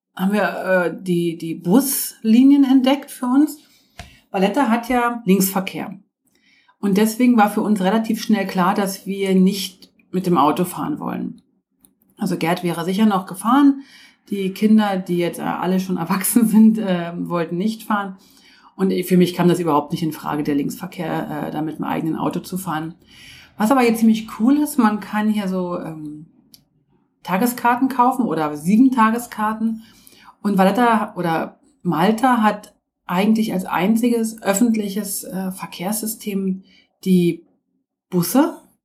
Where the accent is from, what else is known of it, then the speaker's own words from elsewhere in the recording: Switzerland; bei uns in der Schweiz